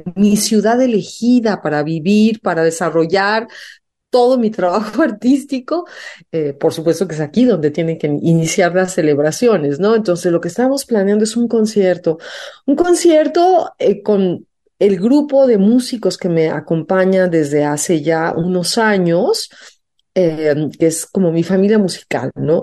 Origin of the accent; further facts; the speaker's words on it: Mexico; me fui becada afuera de México a estudiar diseño, no dejé de cantar. Y a mi regreso a México